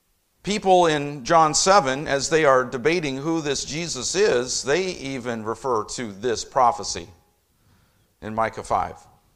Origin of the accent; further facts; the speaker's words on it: Indianapolis, Indiana, United States; It was my first time in New York City. I'm from Indianapolis.